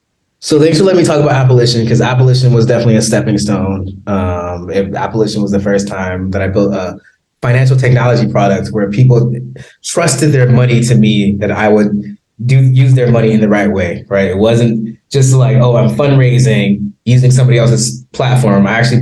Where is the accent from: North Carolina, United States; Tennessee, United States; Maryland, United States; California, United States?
California, United States; Compton; But I'm like, I'm from Compton. I grew up.